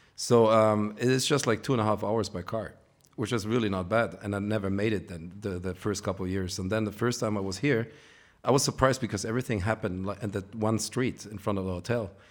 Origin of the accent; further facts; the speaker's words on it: Ibiza, Balearic Islands, Spain; I'm from Ibiza